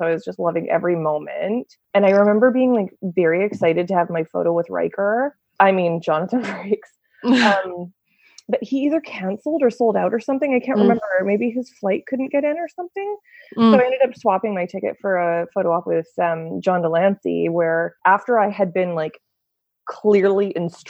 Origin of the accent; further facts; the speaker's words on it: Canada; where are you from? Like, and he's not looking at the camera. I'm like, Canada